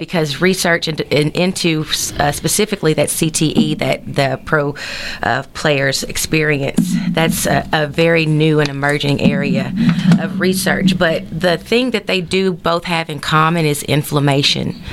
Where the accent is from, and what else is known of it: Texarkana, United States; born or raised there